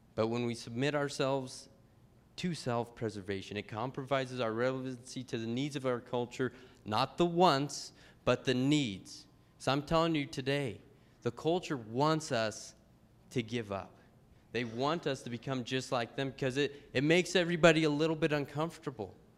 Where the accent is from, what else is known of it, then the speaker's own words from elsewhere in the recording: Pueblo, Colorado, United States; the church I grew up with in Pueblo, Colorado